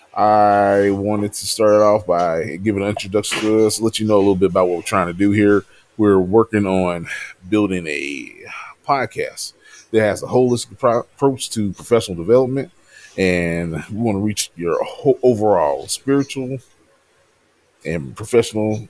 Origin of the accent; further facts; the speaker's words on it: Louisville, Kentucky, United States; I'm originally from Louisville, Kentucky.